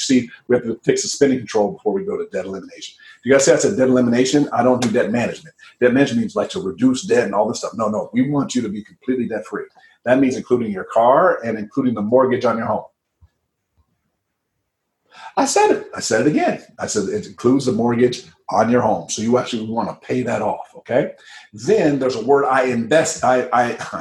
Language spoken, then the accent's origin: English; Midwest, United States; moved away; I grew up in the Midwest, and I grew up in a very cold climate, the Midwest